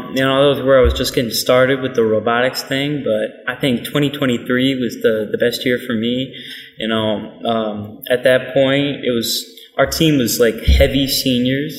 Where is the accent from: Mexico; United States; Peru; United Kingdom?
United States; Michigan; we're from Michigan